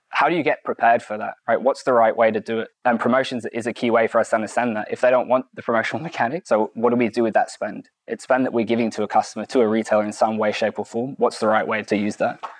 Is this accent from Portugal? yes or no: no; United Kingdom; now in United States; I'm from the UK, I live in the US, and I've been here for four years.